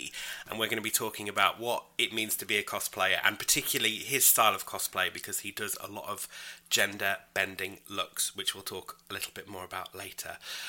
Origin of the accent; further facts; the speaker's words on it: United Kingdom; I am not a robot, but I am British.